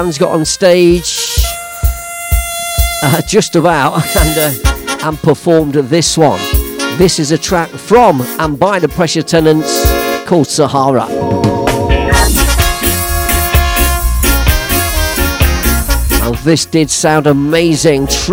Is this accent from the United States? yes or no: no; Leicester, East Midlands, United Kingdom; my hometown of Leicester